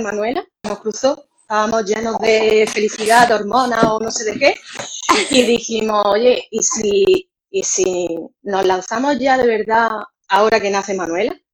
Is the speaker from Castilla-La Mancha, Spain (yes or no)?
no; Granada, Andalusia, Spain; moved away as an adult; now in Málaga, Spain; nosotros somos, vivimos en Málaga, pero somos granaínos.